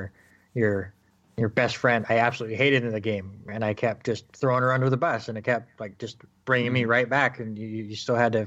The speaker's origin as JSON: {"language": "English", "area": "the Northwest", "region": "Pacific Northwest", "country": "United States", "said": "I'm from the Northwest"}